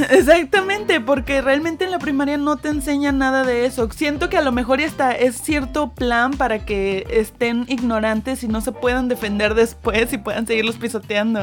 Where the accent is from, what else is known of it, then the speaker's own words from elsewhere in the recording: Mexico; orgullosa de ser mexicana